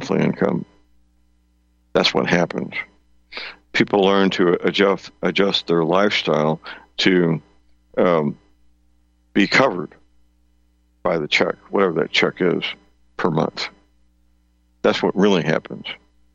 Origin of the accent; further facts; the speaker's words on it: St. Louis, Missouri, United States; my hometown, St. Louis